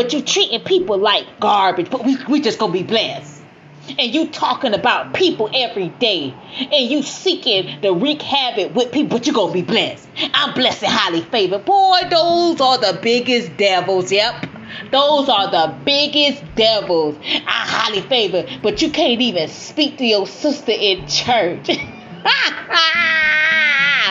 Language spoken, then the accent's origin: English; Miami, Florida, United States; I grew up in Miami.